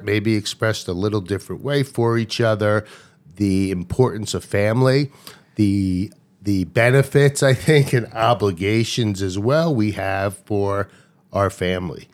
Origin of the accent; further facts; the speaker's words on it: Long Island, New York, United States; also born or lived in Baltimore; when we moved from Baltimore, when I was three years old, to New York